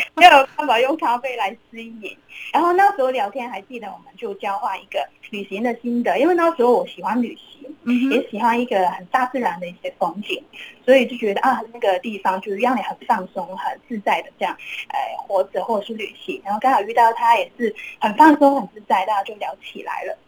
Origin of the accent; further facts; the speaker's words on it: Hong Kong; moved away as an adult; now in Nanzhuang, Taiwan; 对我们嗯哼。香港人来讲，就是蛮，蛮向往这样的一个生活环境的